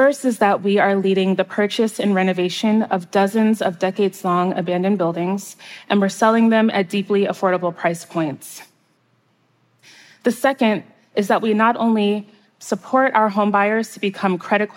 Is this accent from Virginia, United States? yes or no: no; outskirts of New York City, United States; my hometown on the outskirts of New York City